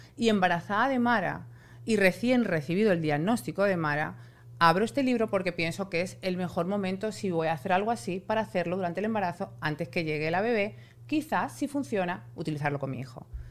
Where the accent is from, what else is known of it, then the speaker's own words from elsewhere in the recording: Spain; moved away; yo soy española